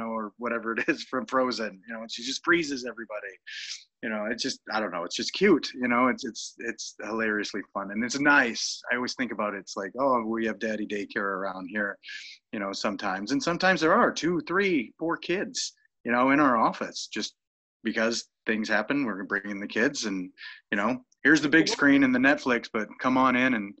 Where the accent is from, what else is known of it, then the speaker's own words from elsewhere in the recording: Norfolk, Nebraska, United States; now in Minneapolis, United States; I'm from Nebraska. I'm from Norfolk, Nebraska. I basically had, you know, the option of growing up and either being a hog farmer or a diesel mechanic.